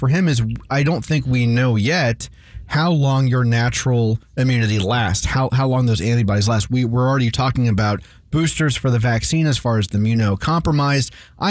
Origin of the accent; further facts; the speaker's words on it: Florida, United States; growing up in Florida, the Orlando Magic is my NBA team.